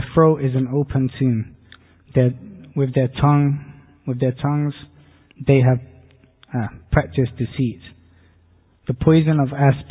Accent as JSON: {"language": "English", "country": "Portugal", "said": "I'm from Portugal. I grew up as a Catholic"}